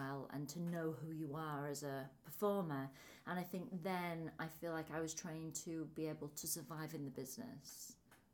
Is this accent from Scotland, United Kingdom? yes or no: no; Hull, Yorkshire and the Humber, United Kingdom; accent: northern; moved away; I'm from a place called Hull